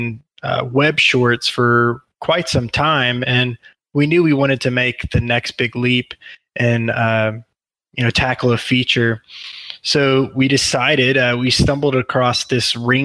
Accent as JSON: {"language": "English", "region": "Texas", "country": "United States", "tie": "born or raised there", "also_born_or_lived": "Pittsburgh, Pennsylvania", "said": "I've lived in Texas, large portion of my life"}